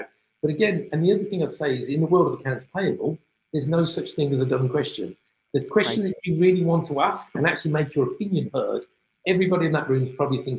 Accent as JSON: {"language": "English", "country": "United Kingdom", "said": "you can tell by my accent, I'm from the UK"}